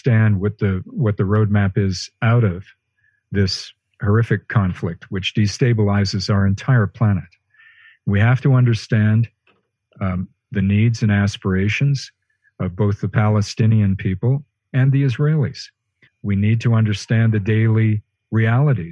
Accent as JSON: {"language": "English", "region": "Western Canada", "country": "Canada", "tie": "born or raised there", "moved": "yes", "said": "I'm speaking to you from Western Canada, my hometown, where I've had to spend the pandemic"}